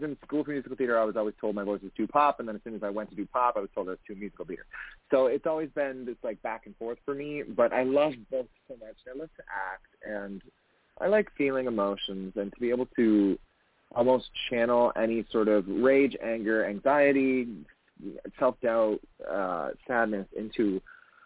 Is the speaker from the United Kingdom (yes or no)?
no; Canada